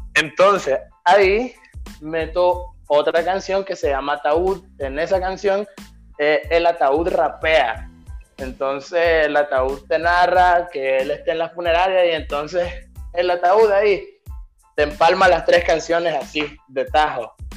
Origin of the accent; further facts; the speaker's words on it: Nicaragua; accent: Nicaraguan; moved away; yo en ninguna de mis canciones cambiaría mi acento porque yo soy orgullosamente nicaragüense